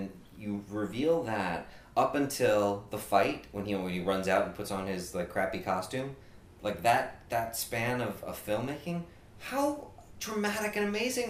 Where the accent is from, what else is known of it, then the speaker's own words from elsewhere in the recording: New York City, New York, United States; I'm a native from Queens